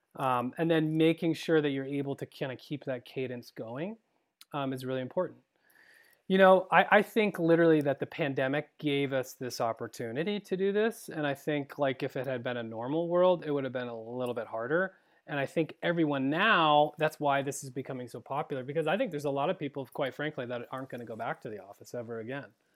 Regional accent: Vermont, United States; moved away; growing up in Vermont, uh, my brother is still back there

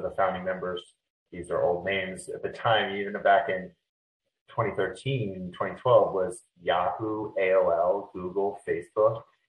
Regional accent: Washington, District of Columbia, United States; I grew up in Washington, D.C. locally in this area, which is rare. Most everyone's from somewhere else.

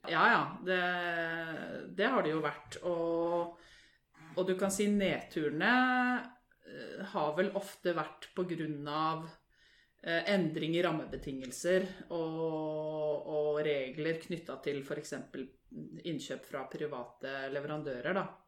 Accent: Lørenskog, Akershus, Norway; Er fra Lørenskog. Født og oppvokst der.

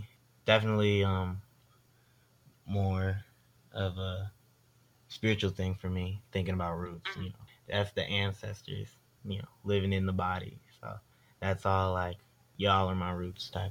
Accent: Fredericksburg, Virginia, United States; born or raised there; also born or lived in Detroit, Michigan / Dumfries, Virginia

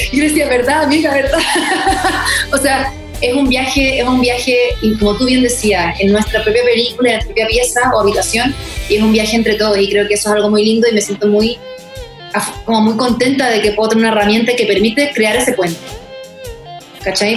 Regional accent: Chile; now in United States; yo soy chilena, me crié en Chile, una familia chilena

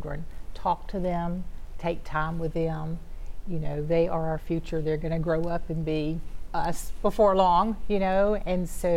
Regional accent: Shreveport, Louisiana, United States; also born or lived in Ruston, Louisiana; Shreveport's home. This is where I grew up

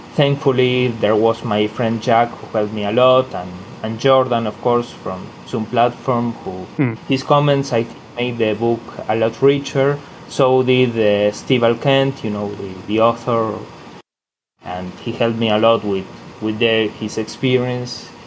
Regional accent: Argentina; my hometown here in Argentina

